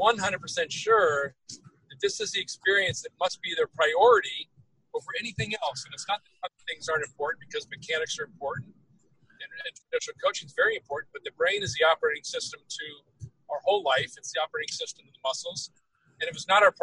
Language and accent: English; Greenbrae, California, United States; I grew up in Greenbrae, the hills of Greenbrae, Redwood